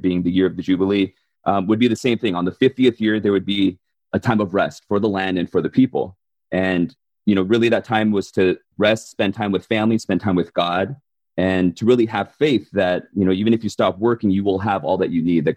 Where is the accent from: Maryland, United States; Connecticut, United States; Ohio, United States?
Maryland, United States; Baltimore; born or raised there; also born or lived in South Korea